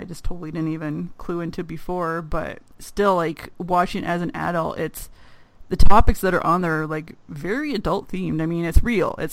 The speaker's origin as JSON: {"language": "English", "region": "Ontario", "country": "Canada", "said": "me being from Ontario"}